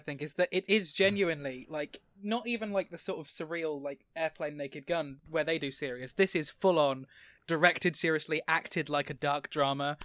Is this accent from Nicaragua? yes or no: no; England, United Kingdom; I'm from England